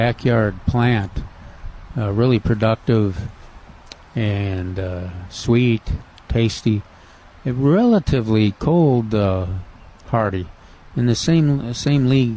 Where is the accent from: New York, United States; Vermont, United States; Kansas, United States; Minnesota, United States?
Minnesota, United States; moved away; I'm from Minnesota